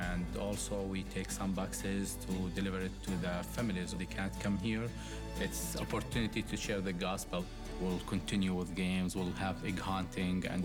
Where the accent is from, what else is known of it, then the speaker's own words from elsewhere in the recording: Jordan; moved away as an adult; now in Cincinnati, United States; I'm from Jordan. I moved with my family to the U.S.